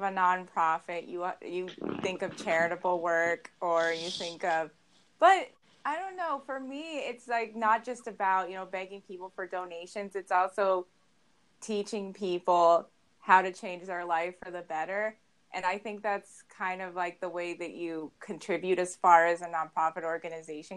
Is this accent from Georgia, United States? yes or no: no; Arvada, Colorado, United States; I grew up in Arvada, Colorado, and I actually went to Arvada High School